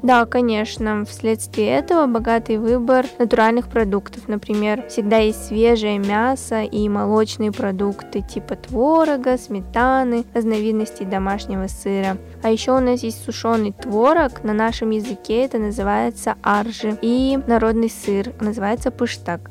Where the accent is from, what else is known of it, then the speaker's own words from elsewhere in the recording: Kyzyl, Tuva, Russia; moved away as an adult; also born or lived in Erzinsky District, Tuva; now in Moscow, Russia; мой родной край – это Республика Тыва